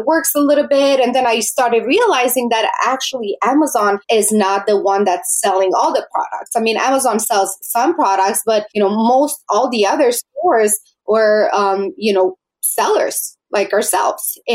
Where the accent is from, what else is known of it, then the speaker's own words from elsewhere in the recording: Romania; moved away; I was born in Romania, and I am very grateful actually that I was born there